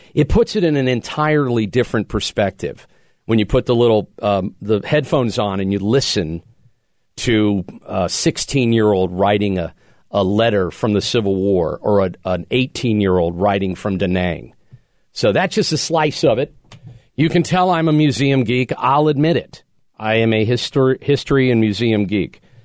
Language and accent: English; Pennsylvania, United States; cities in Pennsylvania that have, have recently made the list. My home state